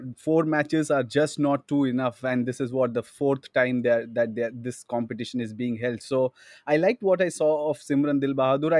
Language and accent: English; India; that kind of excites me as an Indian cricket follower.